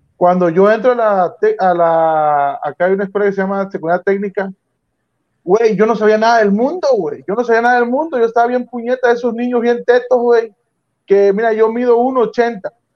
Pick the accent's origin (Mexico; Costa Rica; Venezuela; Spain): Mexico; Frontera, Tabasco; yo soy de Frontera Centla